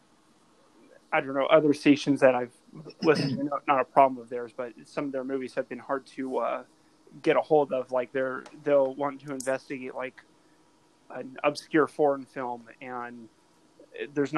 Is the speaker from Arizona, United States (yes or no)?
yes; Arizona, United States; also born or lived in Southern California; I grew up more in Arizona than in California when we think about most of my life.